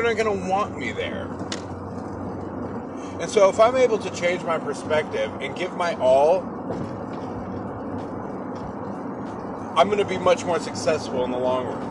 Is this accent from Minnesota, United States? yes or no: no; Seattle, Washington, United States; I'm from Seattle